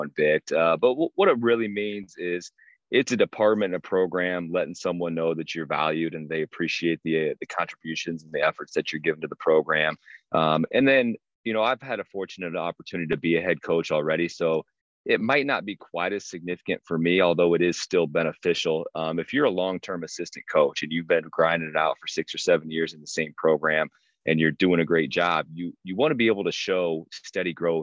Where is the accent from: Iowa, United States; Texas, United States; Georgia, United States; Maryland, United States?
Iowa, United States; Prairie City; now in Lamoni, United States; I grew up in a coach's house. My father is going in. I think it's going to be year number 43 next year at Prairie City Monroe PCM High School